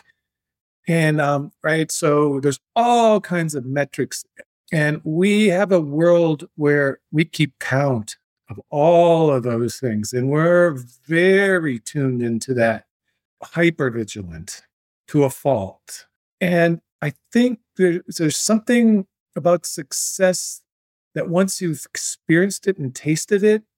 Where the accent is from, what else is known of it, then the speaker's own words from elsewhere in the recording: Three Lakes, Wisconsin, United States; moved away; my hometown of Three Lakes